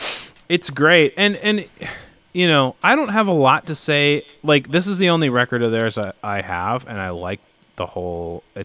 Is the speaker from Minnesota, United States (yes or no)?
yes; Minneapolis, Minnesota, United States; There's so many bands like that I from growing up in the Minneapolis scene